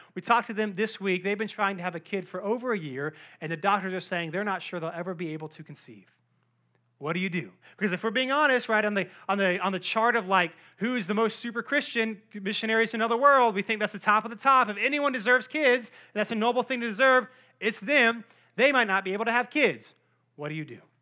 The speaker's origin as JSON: {"language": "English", "town": "Cary", "region": "North Carolina", "country": "United States", "tie": "born or raised there", "said": "I grew up in Cary, North Carolina"}